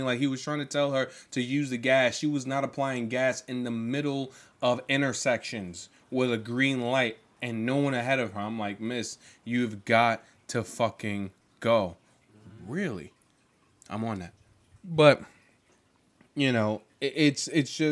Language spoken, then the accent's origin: English; New York, United States; being a New Yorker